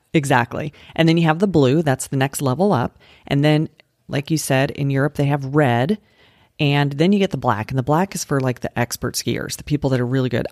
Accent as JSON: {"language": "English", "region": "Colorado", "country": "United States", "tie": "born or raised there", "also_born_or_lived": "Utah", "moved": "yes", "said": "I grew up in Colorado, and I lived in Utah"}